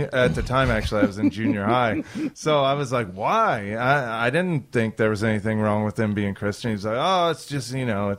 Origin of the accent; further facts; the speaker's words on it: Redfield, Kansas, United States; Redfield, Kansas